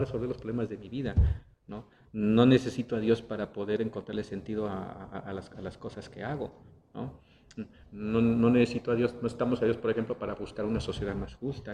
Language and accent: Spanish; Mexico; somos eh, como, como, mexicanos, nacimos en el contexto de una cultura católica